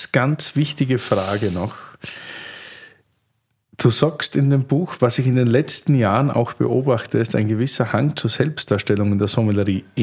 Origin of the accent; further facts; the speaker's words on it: Austria; bei uns in Österreich ist es ja das Wirtshaus, nicht das Gasthaus, weil der Wirt sagt, wo es lang geht, nicht?